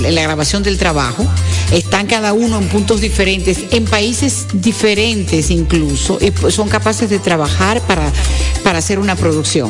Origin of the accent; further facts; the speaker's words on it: Dominican Republic; le dejamos ese orgullo de ser dominicanos